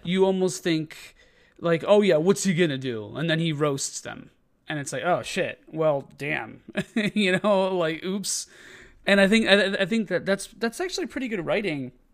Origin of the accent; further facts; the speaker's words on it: Chicago, Illinois, United States; as being a Chicagoan